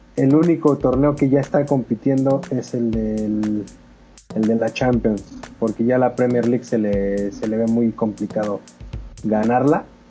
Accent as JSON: {"language": "Spanish", "country": "Mexico", "said": "como mexicano"}